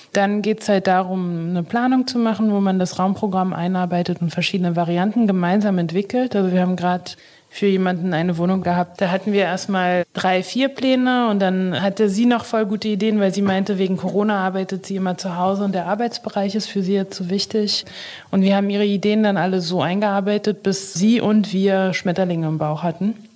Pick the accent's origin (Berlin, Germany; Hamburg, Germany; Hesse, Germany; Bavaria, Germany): Berlin, Germany; also born or lived in Haifa, Israel; Ich würde sagen, dass Berlin oder Deutschland schon meine Heimat ist. Ich ja. bin hier, seitdem ich zwei Jahre alt bin.